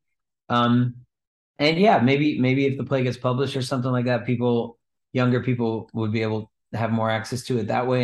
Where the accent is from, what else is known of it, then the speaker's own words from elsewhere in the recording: Bay Area, California, United States; I grew up doing theater in the Bay Area